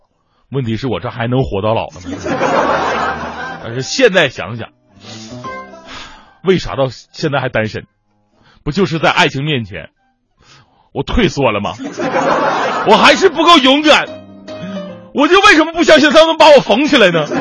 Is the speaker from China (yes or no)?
yes; Northeast China, China; 听到之后，我就特别纳闷儿我质问：谁说东北人脾气就一定不好了呢？